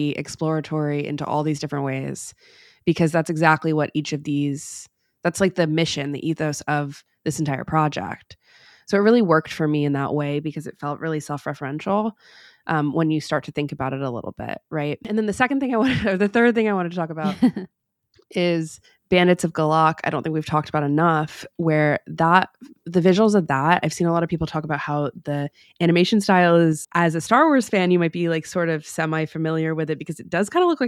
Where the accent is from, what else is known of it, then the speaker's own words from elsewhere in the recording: United States; to me as an American, it's very fun, it's very colorful.